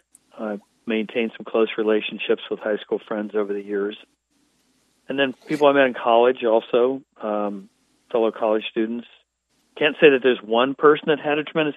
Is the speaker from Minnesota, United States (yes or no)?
no; Western Pennsylvania, United States; moved away; also born or lived in Wilmington, North Carolina; I grew up in Western Pennsylvania, north of Pittsburgh, in a very rural area